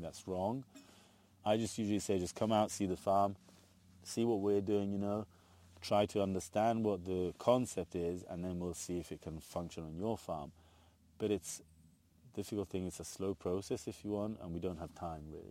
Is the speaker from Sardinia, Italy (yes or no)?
no; Piedmont, Italy; now in Tuscany, Italy; I'm from Piedmont.